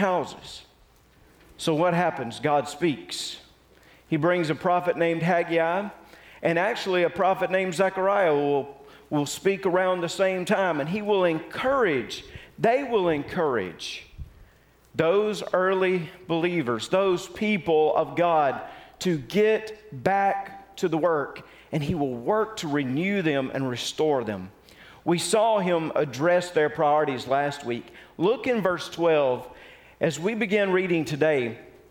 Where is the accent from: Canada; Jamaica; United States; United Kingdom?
United States; Mississippi; I was raised in Mississippi